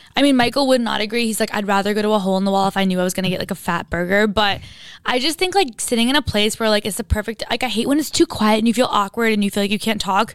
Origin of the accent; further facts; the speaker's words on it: Istanbul, Turkey; moved away; I grew up in Istanbul in Turkey and I went to an international school